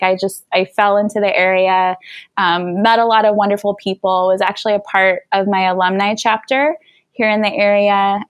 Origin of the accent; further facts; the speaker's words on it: Birmingham, Alabama, United States; moved away as an adult; also born or lived in Atlanta, Georgia; now in Washington, D.C., United States; I was born and raised in Birmingham and did attend the University of Alabama.